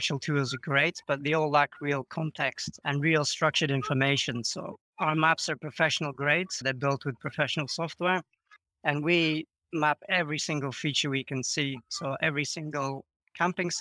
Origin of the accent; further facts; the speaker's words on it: United Kingdom; moved away as an adult; now in Croatia; Yeah, so I'm British originally, but I've been living in Croatia now for around 10 years